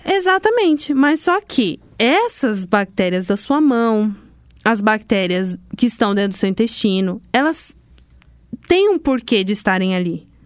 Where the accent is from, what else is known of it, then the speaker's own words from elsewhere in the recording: Londrina, Paraná, Brazil; Sou de Londrina